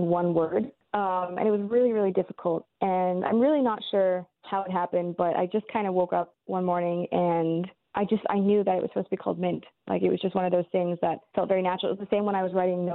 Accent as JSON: {"language": "English", "country": "Canada", "tie": "born or raised there", "said": "I grew up in Canada"}